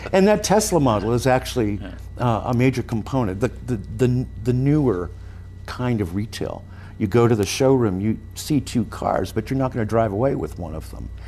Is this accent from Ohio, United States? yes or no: no; San Francisco Bay Area, California, United States; where I grew up in the Bay Area